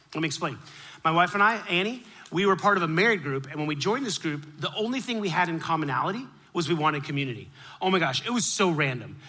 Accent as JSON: {"language": "English", "town": "Miami", "region": "Florida", "country": "United States", "tie": "born or raised there", "said": "I grew up in Miami"}